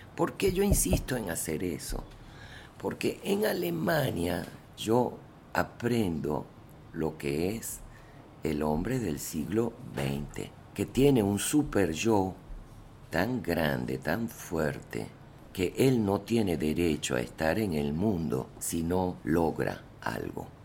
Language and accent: Spanish; Caracas, Capital District, Venezuela; accent: Venezuelan (Caracas); moved away as an adult; also born or lived in Germany; mi acento venezolano. Conchale, Caracas, tú hablas como los caraqueños